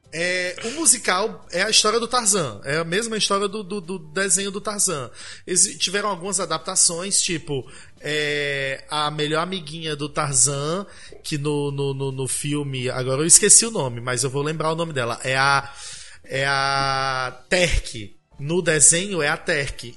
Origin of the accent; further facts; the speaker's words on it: Brazil; eu sou brasileira